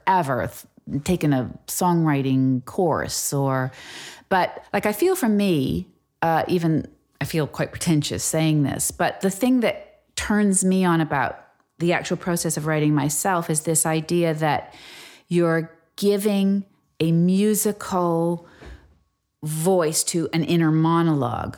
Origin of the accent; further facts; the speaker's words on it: United States; moved away as an adult; now in England, United Kingdom; I'm American.